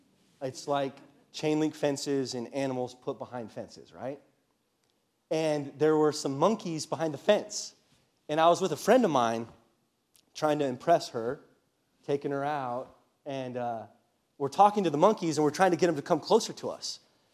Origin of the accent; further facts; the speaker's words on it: California, United States; So for those of you that know my story, I grew up in Southern California and then went to a private Christian university.